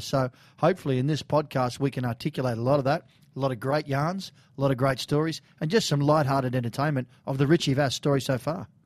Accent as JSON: {"language": "English", "town": "Sydney", "region": "New South Wales", "country": "Australia", "tie": "born or raised there", "said": "Silky and I grew up in Bondi."}